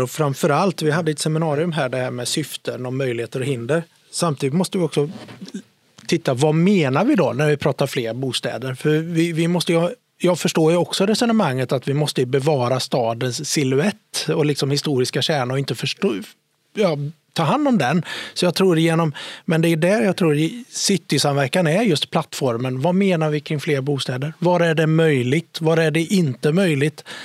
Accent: Lidköping, Västra Götaland, Sweden; now in Gothenburg, Sweden; Alltså när jag flyttade till Göteborg från Lidköping, om här, då var jag tvungen att åka till biblioteket för att skriva ut papper

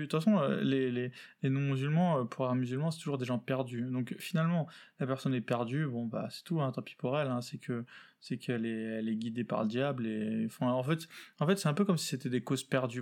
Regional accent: Paris, Île-de-France, France; je suis né euh, en France, à Paris

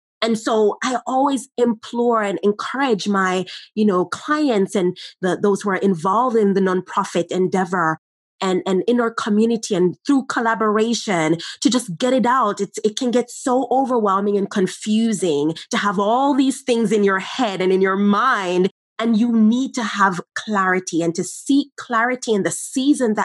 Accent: Jamaica; as young children growing up in Jamaica

